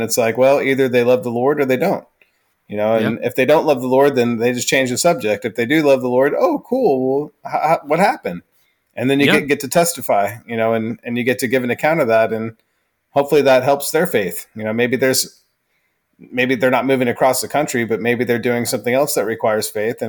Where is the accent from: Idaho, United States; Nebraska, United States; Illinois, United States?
Idaho, United States; No, we're from Idaho. And everyone's eyes just get big. Like, what brought you out here from Idaho?